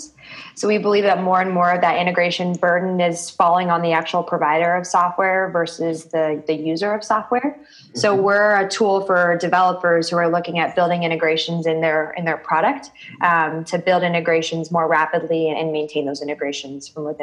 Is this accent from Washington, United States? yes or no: yes; Seattle, Washington, United States; moved away as an adult; now in Denver, United States; I was born and raised in Seattle, and I moved out